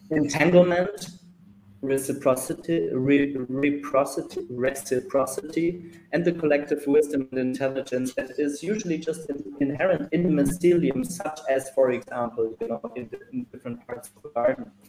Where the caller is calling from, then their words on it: Mexico; So I'm dialing in from Mexico.